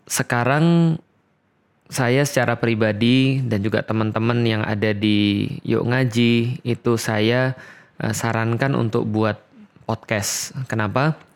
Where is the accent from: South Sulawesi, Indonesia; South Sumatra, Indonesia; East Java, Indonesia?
South Sumatra, Indonesia; Palembang; Nah, saya lahir bulan Januari, lahir di Palembang. Uh, tahun berapa? Tahun 1984. Jadi saya besar di Palembang dan disitulah saya mendapatkan latar belakang saya sebagai seorang Katolik.